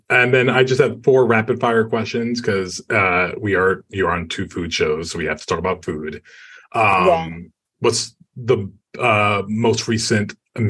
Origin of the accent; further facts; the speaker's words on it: New York City, New York, United States; moved away as an adult; now in Los Angeles, United States; I just moved to LA. It's been 2 years. I've lived in LA. I'm a New Yorker through and through.